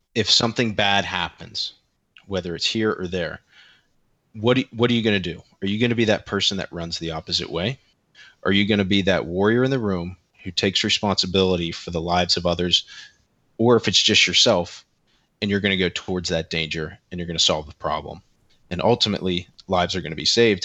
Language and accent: English; Central Pennsylvania, United States; I am a twenty-nine-year-old male from Central P A. I grew up here, I live here